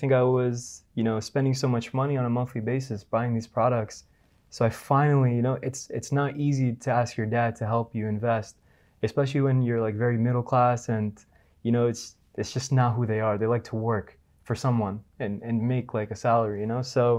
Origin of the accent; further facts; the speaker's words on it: New Jersey, United States; moved away as an adult; now in Dubai, United Arab Emirates; born and raised in New Jersey.